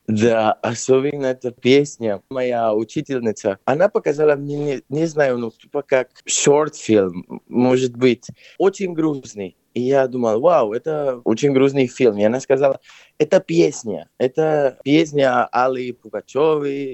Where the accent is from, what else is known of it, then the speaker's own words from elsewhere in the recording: Lima, Peru; Russian is a second language; also born or lived in Barcelona, Spain / London, United Kingdom; now in Moscow, Russia; Я родился в Перу, в Лима, но я переехал в Испанию, может быть, уже 20 лет назад